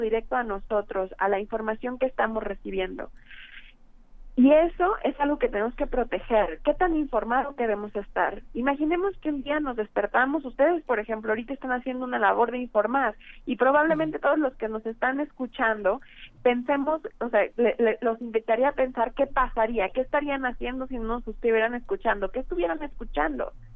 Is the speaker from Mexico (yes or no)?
yes; Mexico; nosotros como mexicanos